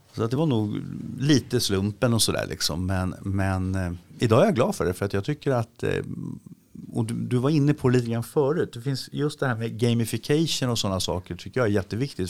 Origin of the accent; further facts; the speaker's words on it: Sweden; vi svenskar